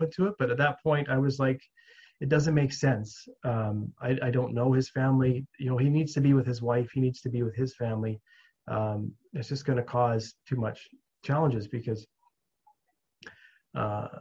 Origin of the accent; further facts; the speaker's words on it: Williams Lake, British Columbia, Canada; I grew up in Williams Lake, the town I grew up in.